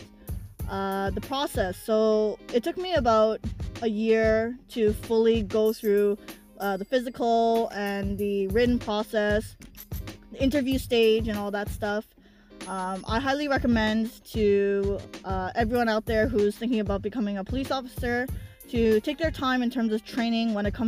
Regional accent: Drayden Fish, Ontario, Canada; I grew up in Drayden Fish just like Nancy did

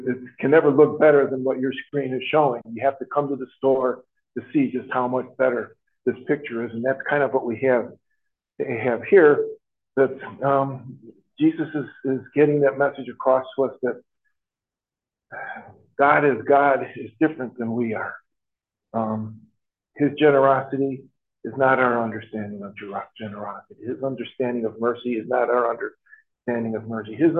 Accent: Chicago, Illinois, United States; now in Traverse City, United States; I came from Chicago. There were two groups of people, Catholics and publics

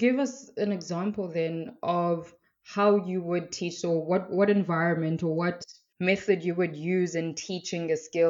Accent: South Africa; I'm from South Africa

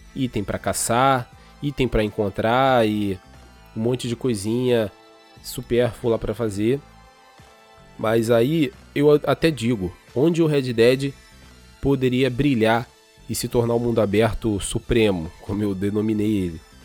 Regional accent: Brazil; a gente é brasileiro

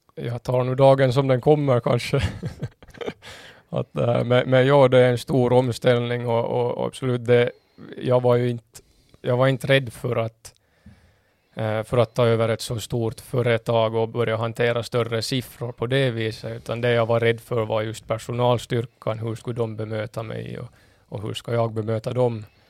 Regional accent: Kimito, Southwest Finland, Finland; moved away as an adult; now in Åland, Finland; min hemort Kimito

